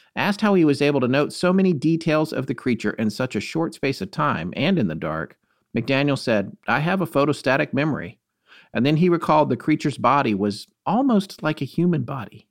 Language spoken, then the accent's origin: English; North Carolina, United States; right here in my home state of North Carolina.